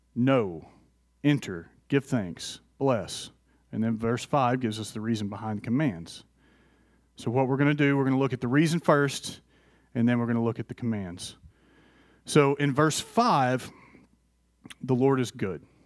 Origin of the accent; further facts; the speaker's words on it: Athens, Tennessee, United States; moved away; also born or lived in Florida; I grew up in Athens, Tennessee